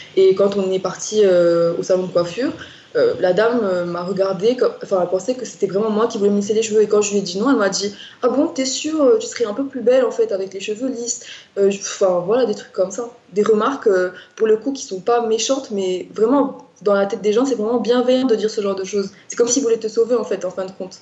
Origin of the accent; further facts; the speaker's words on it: Morocco; moved away as an adult; now in Grenoble, France; je suis marocaine. j'ai vécu une grande partie de ma vie au Maroc, donc près de 18 ans de ma vie au Maroc